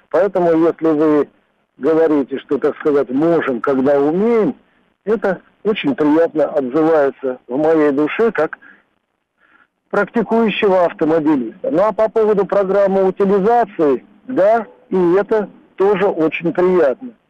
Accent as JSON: {"language": "Russian", "country": "Russia", "said": "я считаю для себя в жизни это главным автомобилем, прежде всего как россиянин."}